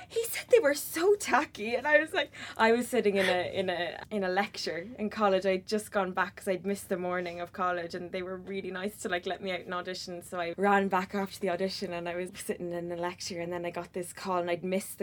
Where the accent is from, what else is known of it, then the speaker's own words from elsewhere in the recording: Trim, Leinster, Ireland; I'm from Trim, County Meath.